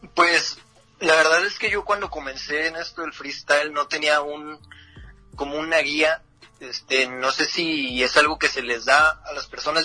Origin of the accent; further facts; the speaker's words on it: Ciudad Juárez, Chihuahua, Mexico; freestyler de Ciudad Juárez, Chihuahua, la frontera grande